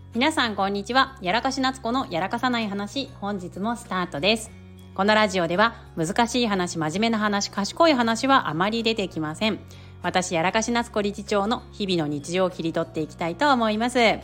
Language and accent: Japanese; Kanto, Japan; also born or lived in Yamaguchi Prefecture; now in Yamaguchi, Japan; 私自身こう関東出身で今山口県に住んでいる